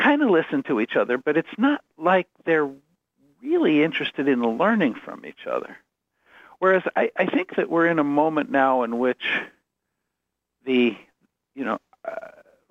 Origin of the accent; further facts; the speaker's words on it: United States; also born or lived in Chicago area / Ann Arbor; I'm an American